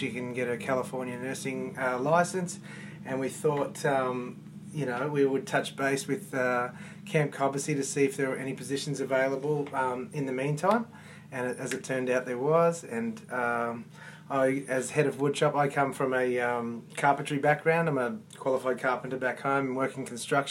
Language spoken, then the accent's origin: English; Melbourne, Victoria, Australia; I'm from Melbourne, Australia.